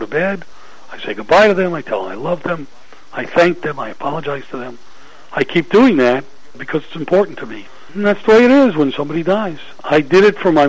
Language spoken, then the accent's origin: English; Atlanta, Georgia, United States; I grew up in Atlanta